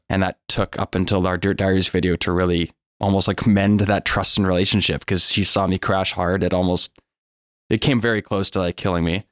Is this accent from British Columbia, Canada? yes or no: yes; North Vancouver, British Columbia, Canada; I'm born and raised in North Vancouver